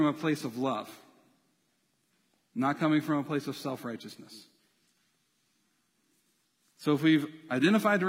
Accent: United States; being in America, being an American

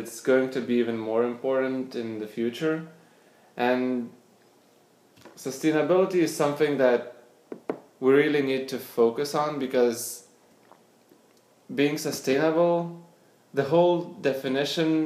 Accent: Panevėžys, Panevėžys County, Lithuania; moved away as an adult; also born or lived in Vilnius, Lithuania / Switzerland; now in San Francisco, United States; I grew up in Lithuania. I was born in a small town of Panevėžys

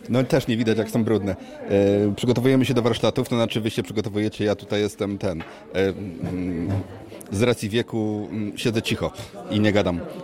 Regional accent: Poznań, Greater Poland, Poland; my z Poznania

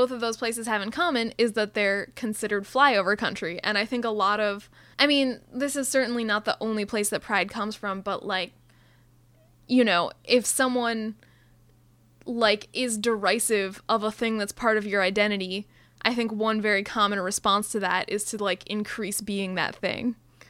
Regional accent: Minneapolis, Minnesota, United States; moved away; if I mention that I'm from Prospect Park, people will always assume that it's the one in New York.

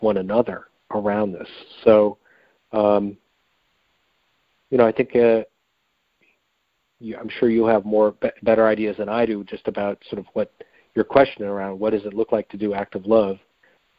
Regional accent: Michigan, United States; I grew up in Michigan

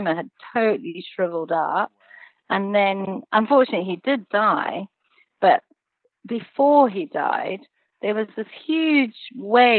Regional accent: Zimbabwe; moved away; I was born and raised in Zimbabwe, and the gentleman who raised me as a child was actually a witch doctor

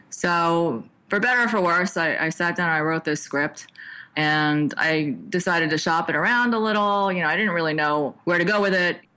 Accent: New York, United States; moved away; I was from New York and I kind of came out as a youngster who kind of wanted to get a feel for the technology field.

